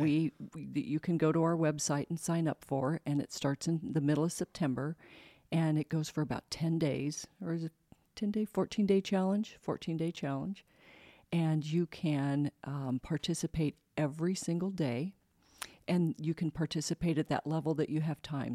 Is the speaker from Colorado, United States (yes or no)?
yes; Colorado, United States; moved away as an adult; also born or lived in San Antonio, Texas; now in Spokane, United States; I grew up in Colorado